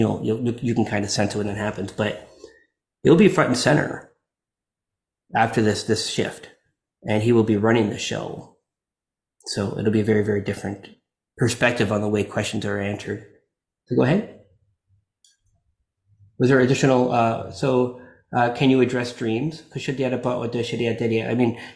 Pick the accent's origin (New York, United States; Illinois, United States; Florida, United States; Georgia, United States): Florida, United States; I'm from Florida